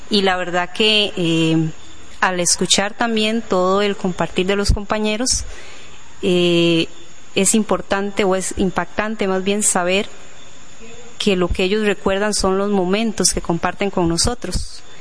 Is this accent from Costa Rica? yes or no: yes; La Fortuna, Alajuela, Costa Rica; somos eh, los …, … y …, somos de la Fortuna eh, de San Carlos.